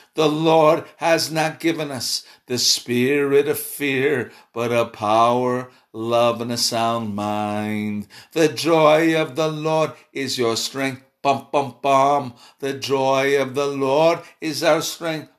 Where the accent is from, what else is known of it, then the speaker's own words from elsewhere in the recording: Chicago, Illinois, United States; I'm from Chicago